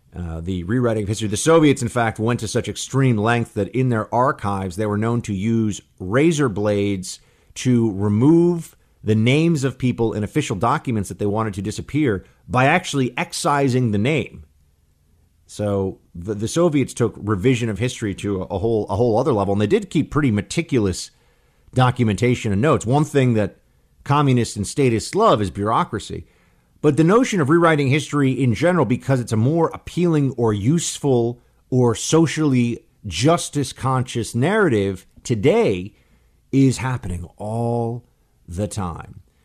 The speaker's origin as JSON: {"language": "English", "region": "Northeast", "country": "United States", "said": "I'm from the Northeast."}